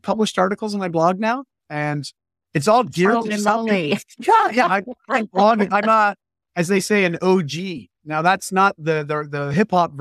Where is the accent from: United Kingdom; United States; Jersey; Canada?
Canada; I'm Canadian